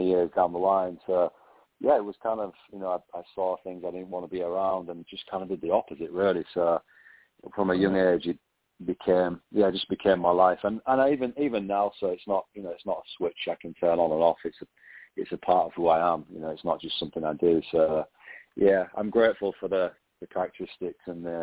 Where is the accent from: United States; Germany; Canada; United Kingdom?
United Kingdom; England; moved away as an adult; now in Singapore; I grew up in England